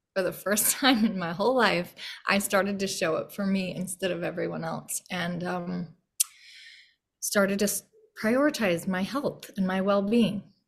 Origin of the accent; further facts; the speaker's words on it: Yost, Utah, United States; moved away as an adult; also born or lived in Logan; now in Boise, United States; growing up in Yost, Utah, which was about population seven